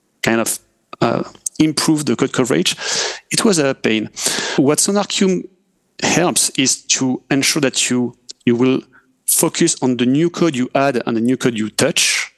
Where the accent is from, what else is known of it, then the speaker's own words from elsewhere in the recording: France; accent: French; English is a second language; I'm French, as we can hear with my accent.